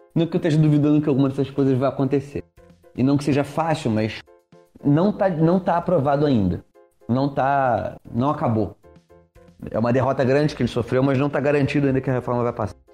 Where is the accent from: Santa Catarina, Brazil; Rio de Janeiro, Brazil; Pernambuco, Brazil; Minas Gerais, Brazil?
Rio de Janeiro, Brazil; Niterói; now in Rio de Janeiro, Brazil; Eu sou de Niterói, gente, é isso aí. Eu sou do estado do Rio, não da cidade